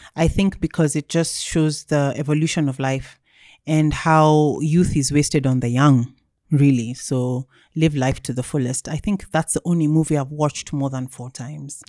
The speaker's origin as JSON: {"language": "English", "region": "Nairobi", "country": "Kenya", "tie": "born or raised there", "said": "I grew up, um, until I was fourteen, we lived in Kileleshwa"}